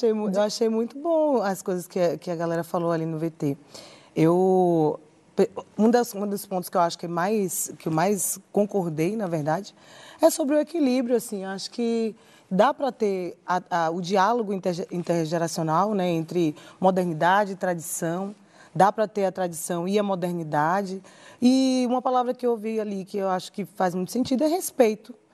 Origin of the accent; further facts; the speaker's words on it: Maranhão, Brazil; as manifestações da cultura popular maranhense, que desde cedo eu dancei Bumba Meu Boi, Cacuriá, Tambor de Crioula.